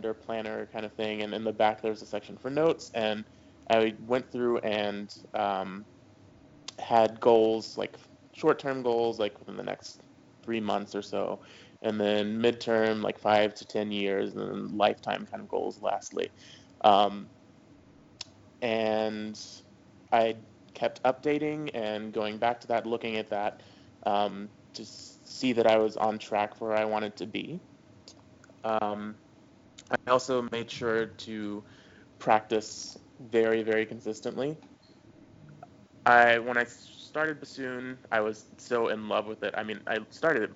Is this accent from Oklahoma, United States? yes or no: no; Tennessee, United States; also born or lived in New Orleans / Los Angeles; now in Atlanta, United States; I'm originally from Tennessee, and I started on saxophone in sixth grade